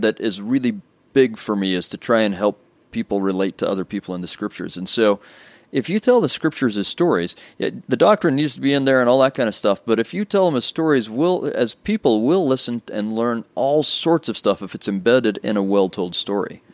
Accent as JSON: {"language": "English", "town": "Sandy", "region": "Utah", "country": "United States", "tie": "born or raised there", "said": "I'm I'm from actually not far from here. I grew up in Sandy, mm. um, r- right on State Street"}